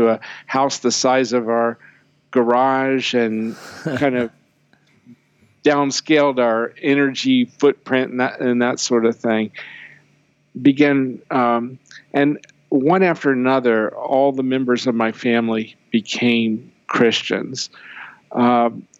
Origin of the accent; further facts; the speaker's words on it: Maryland, United States; I grew up in Maryland with no air conditioning.